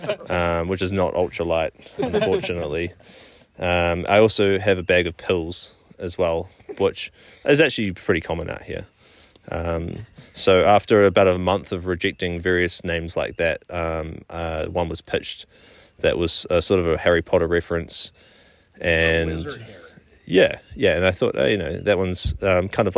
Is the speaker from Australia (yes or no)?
no; New Zealand; I am from New Zealand